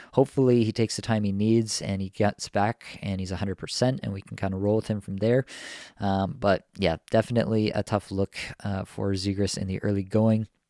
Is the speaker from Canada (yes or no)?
yes; Toronto, Ontario, Canada; my hometown Leafs here